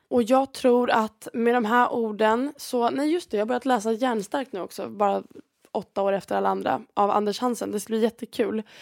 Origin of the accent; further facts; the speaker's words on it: Sweden; moved away; jag var hemma i Sverige